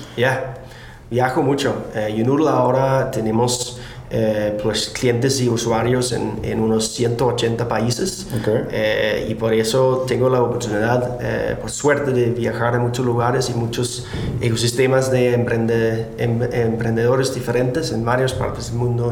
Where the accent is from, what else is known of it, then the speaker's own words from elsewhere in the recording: Denmark; Spanish is a second language; moved away as an adult; now in San Francisco, United States; nací en Dinamarca